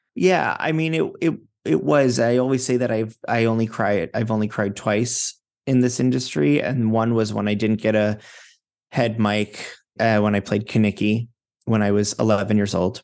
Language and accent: English; Fort Lauderdale, Florida, United States; also born or lived in Manhattan, New York; now in New York, United States; I'm from Fort Lauderdale, Florida